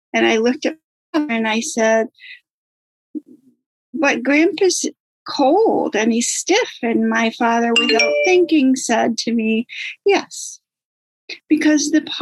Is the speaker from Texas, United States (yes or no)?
no; Maine, United States; I'm from Maine. Grew up in Maine, lived in Maine all of my life.